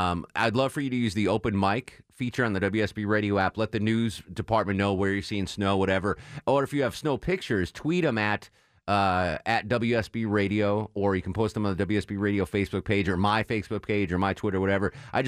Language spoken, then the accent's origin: English; Connecticut, United States; So when I was growing up in Connecticut, my cousins lived in Florida